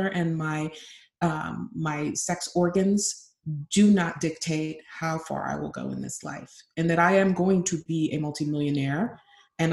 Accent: Nigeria; I'm Nigerian

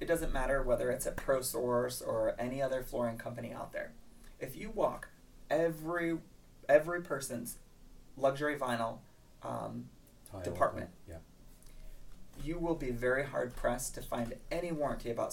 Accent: Michigan, United States; moved away as an adult; now in Ohio, United States; I'm from Michigan

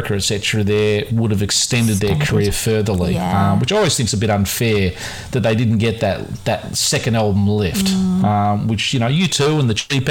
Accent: Australia; being Australian

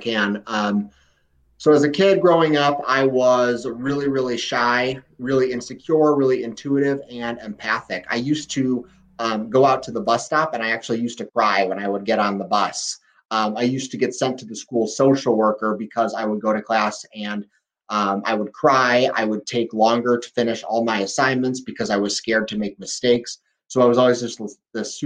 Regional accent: Valparaiso, Indiana, United States; I'm from Valparaiso, Indiana, which is right up in the northwest corner, right near Chicago

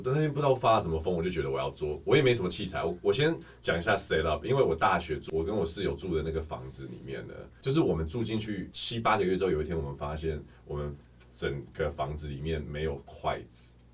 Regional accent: Canada; moved away as an adult; now in Taiwan; 我从小在加拿大念书

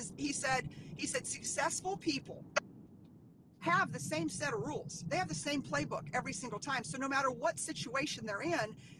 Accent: Dallas, Texas, United States; now in Central Texas, United States; I'm from Dallas, and being in Dallas

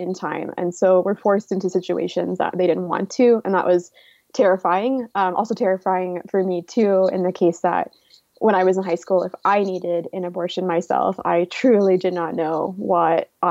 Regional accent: Oklahoma, United States; moved away as an adult; also born or lived in California; I am from Oklahoma. I've lived here essentially since I was 3 and before I moved to California for college

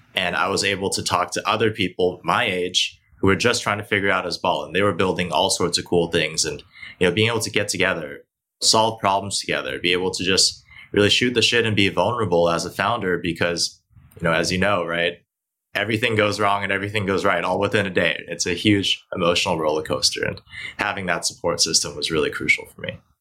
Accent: Hong Kong; also born or lived in Beijing, China; now in United States; I was born here in the states, but I actually grew up primarily in Asia. So I grew up in Hong Kong in Beijing

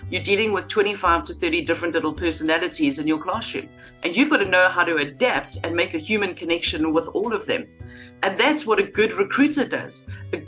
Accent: Durban, KwaZulu-Natal, South Africa; moved away as an adult; also born or lived in London; I grew up in Durban in South Africa, went to school there, had a fantastic childhood

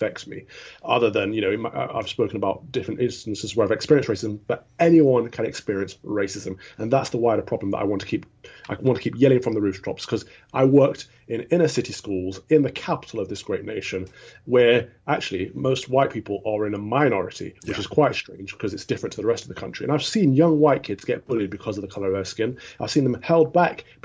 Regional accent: Midlands, United Kingdom; I grew up in the Midlands

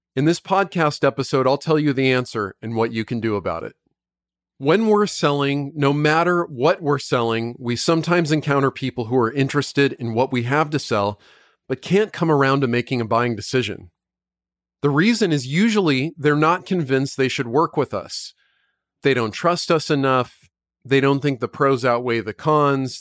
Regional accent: United States; I'm an American citizen. I don't even live in the U K.

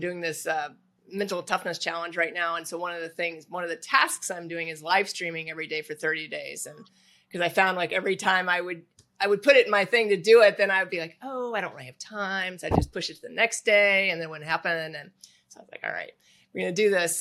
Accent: Indianapolis, Indiana, United States; moved away; I grew up in Indianapolis

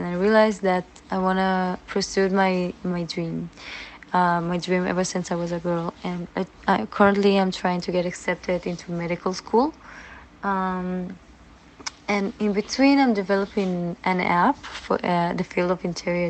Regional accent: Israel; Growing up in Israel means a lot to me. I really can't imagine to raise my children in any other place in the world. I really love my country

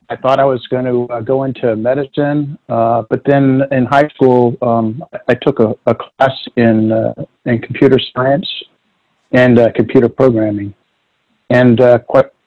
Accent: South Florida, United States; moved away as an adult; I grew up in South Florida and pretty much was there my entire life up until college

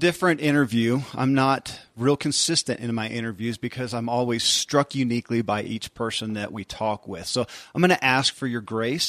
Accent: Tulsa, Oklahoma, United States; Perhaps it's because I was raised in Tulsa, Oklahoma.

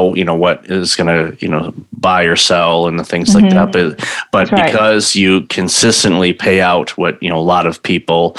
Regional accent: Midwest, United States; also born or lived in Southeast United States; I grew up in the Midwest

